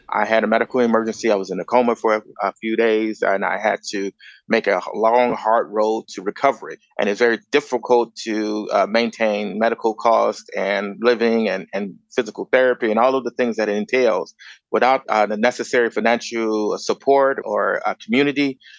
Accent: Chicago, Illinois, United States; moved away as an adult; also born or lived in Grand Rapids, Michigan; now in Los Angeles, United States; I was born and raised in Chicago.

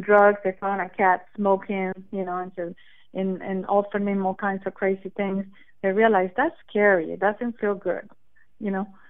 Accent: Costa Rica; moved away as an adult; now in United States; Well, I'm originally from Costa Rica. I've been in, in the United States for 30 years

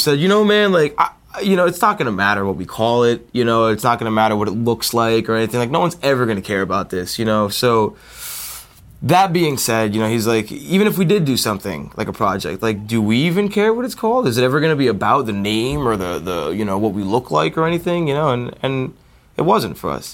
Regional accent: New Jersey, United States; we're all from New Jersey

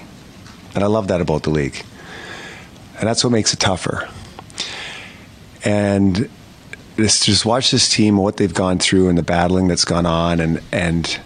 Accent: Canada; being a Canadian kid growing up

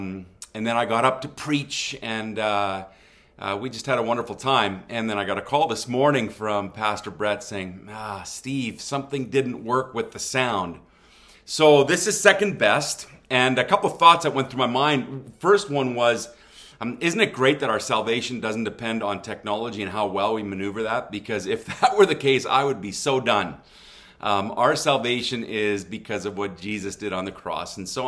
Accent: southwest Germany, Germany; I grew up in Germany. My mom and dad were missionaries there. I am known as what some might refer to as a missionary kid.

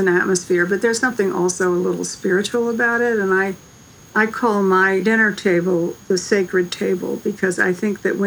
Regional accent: Savannah / Statesboro, Georgia, United States; also born or lived in Statesboro, Georgia; I grew up with this in Savannah, in a small town in Statesboro, Georgia, which was haunted. And I spent my summers there

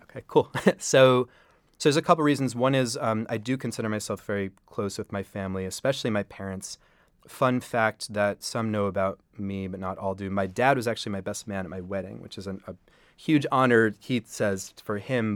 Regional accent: New York City, New York, United States; I'm a New York City native. I grew up on the Upper West Side. I still live up there

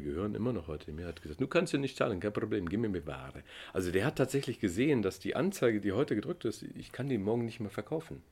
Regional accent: Germany; also born or lived in East Germany; ich bin Deutscher

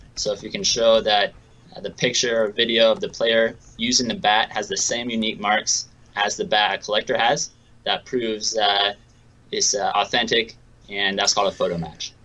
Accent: Seattle, Washington, United States; I'm from Seattle, so I'm a big Seattle Mariners fan.

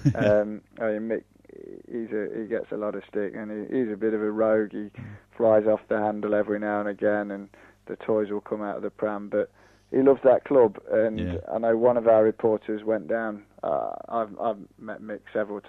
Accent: Nottingham, East Midlands, United Kingdom; moved away; I'm actually from Nottingham originally, so it was one of my local clubs, and I remember playing in local cup finals on the slope there.

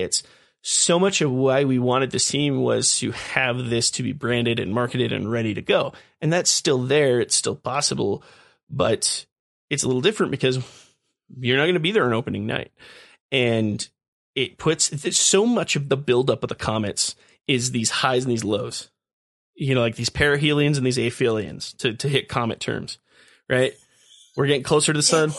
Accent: Texas, United States; We're not Southerners, we're Texans

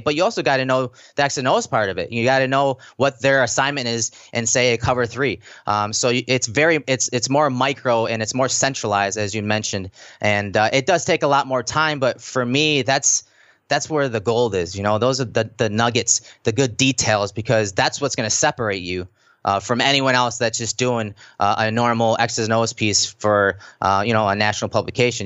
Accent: Lockport, New York, United States; I grew up in Lockport, New York. So obviously, you know, that's one of the suburbs of Buffalo

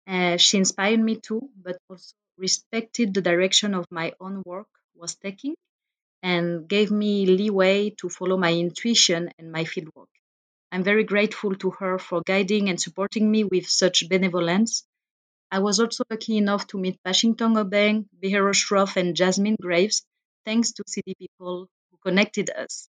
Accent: suburbs of Paris, Île-de-France, France; English is a second language; moved away as an adult; I grew up uh, in the suburbs of Paris, where I lived until I was 20

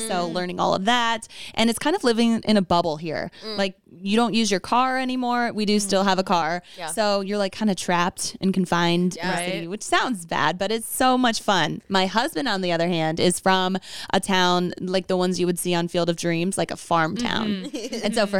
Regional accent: Iowa, United States; moved away as an adult; also born or lived in Hawaii; now in Chicago, United States; I'm from Iowa, corn fed and bred.

